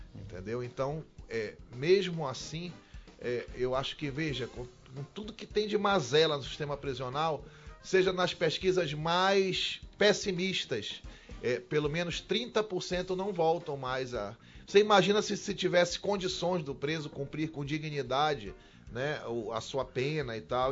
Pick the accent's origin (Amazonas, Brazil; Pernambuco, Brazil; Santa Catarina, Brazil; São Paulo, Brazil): Amazonas, Brazil; Manaus; a minha vida toda foi lá no Bolevar, né? Eu nasci, cresci, o papai cresceu lá no Bolevar